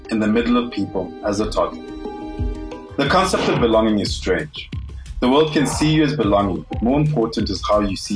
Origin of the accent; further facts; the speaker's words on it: Lesotho; moved away as an adult; also born or lived in Ghana (ancestry) / Germany (ancestry); now in South Africa; Being an immigrant in Lesotho, I have been considered not Mosotho enough. Having grown up outside of Ghana my whole life